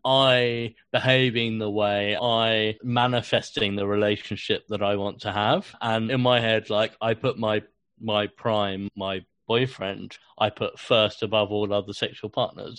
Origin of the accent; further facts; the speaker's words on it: London, United Kingdom; growing up in London